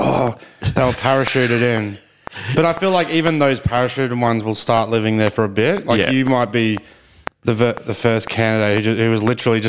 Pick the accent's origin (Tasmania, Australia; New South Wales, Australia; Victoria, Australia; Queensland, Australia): Queensland, Australia; Brisbane; moved away as an adult; also born or lived in Ballarat; now in Melbourne, Australia; I grew up in Brisbane with rugby league